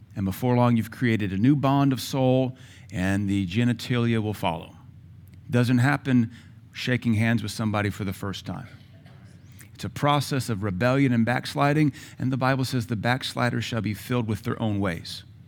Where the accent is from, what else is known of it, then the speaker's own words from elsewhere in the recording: Seattle, Washington, United States; I grew up in Seattle